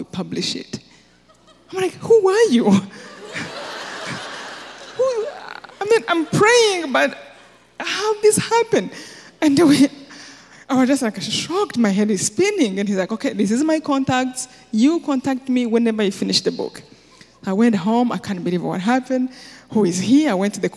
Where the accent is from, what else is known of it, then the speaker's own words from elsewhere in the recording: Rwanda; moved away as an adult; I'm from Rwanda